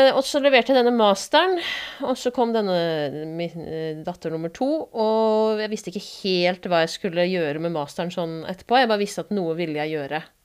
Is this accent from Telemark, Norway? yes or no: no; Asker, Akershus, Norway; moved away as an adult; now in Bergen, Norway